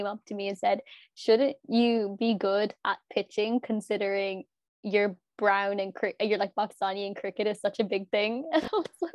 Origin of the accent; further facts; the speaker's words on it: Limerick, Munster, Ireland; we're from Limerick